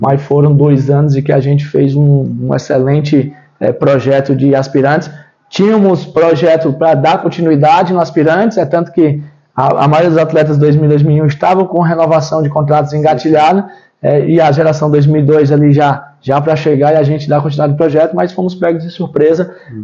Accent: Brazil; also born or lived in Ceará / Pelotas, Rio Grande do Sul; enquanto brasileiros

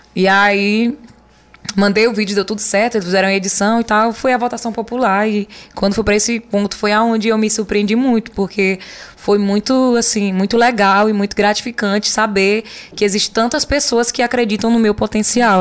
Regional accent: Olho d'Água das Cunhãs, Maranhão, Brazil; o nome da minha cidade, de onde eu nasci, de onde eu me criei

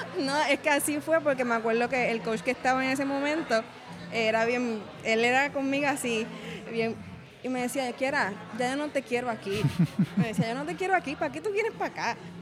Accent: Cataño, Puerto Rico; moved away as an adult; also born or lived in Río Piedras / Ponce; now in Cayey, Puerto Rico; Yo soy natural de Cataño

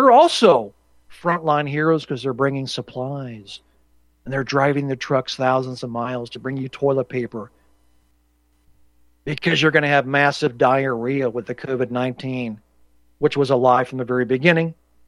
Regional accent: Indianapolis, Indiana, United States; Growing up in Indianapolis, I remember watching this stuff.

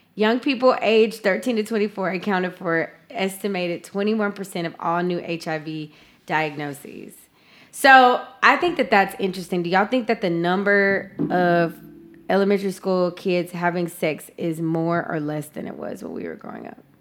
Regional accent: the South, United States; growing up in the South

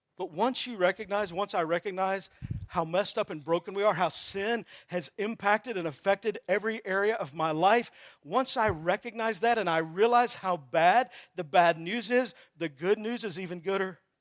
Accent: Texas, United States; I'm from Texas

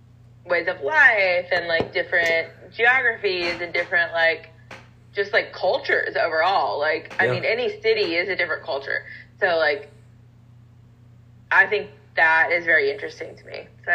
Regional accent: Middle Tennessee, United States; I grew up in Middle Tennessee.

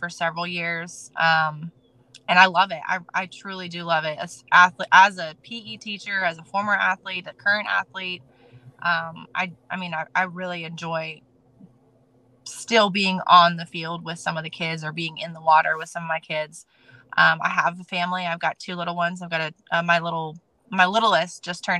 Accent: Norfolk, Virginia, United States; I am not born and raised in Norfolk. However, I am raised in Norfolk. I've been here since 98, and this is home for me

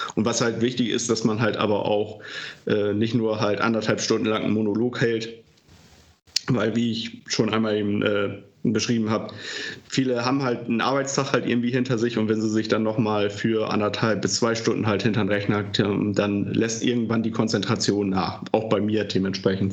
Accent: Delmhorst, Lower Saxony, Germany; moved away as an adult; also born or lived in Baden, Achim; now in Achim, Germany; ursprünglich bin ich mal in Delmhorst aufgewachsen

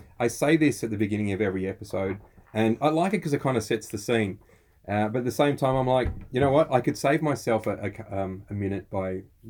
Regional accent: Australia

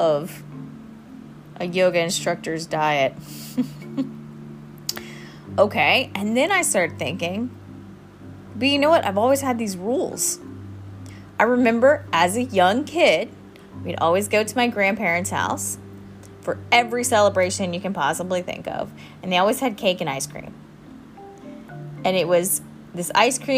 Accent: South Carolina, United States; now in Thailand; I'm from South Carolina

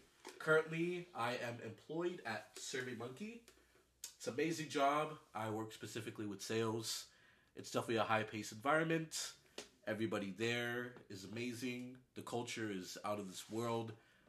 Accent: Sunnyvale, California, United States; also born or lived in Mountain View, California / Tracy, California / Modesto, California; I moved out back here in the Bay Area. I grew up in Sunnyvale, California, went to high school at Homestead High School, which is located in Cupertino, California

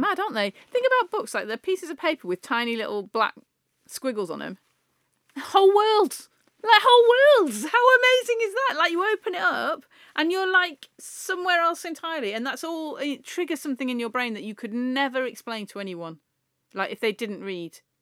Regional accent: the Northwest, North West England, United Kingdom; we're both from the Northwest.

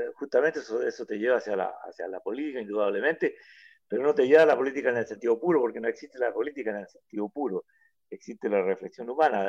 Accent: Mejillones, Antofagasta, Chile; yo soy de Mejillones

